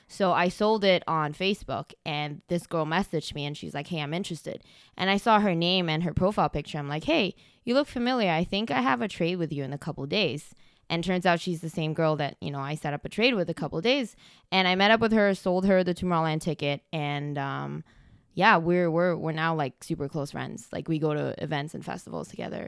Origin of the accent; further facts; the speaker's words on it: Malaysia; now in Canada; I'm originally from Malaysia